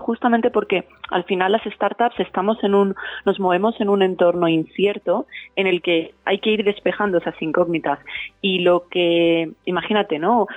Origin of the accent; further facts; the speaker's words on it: Valencia, Valencian Community, Spain; moved away as an adult; also born or lived in São Paulo, Brazil; Y cuando volví a España, y a Valencia, eh, que es mi ciudad natal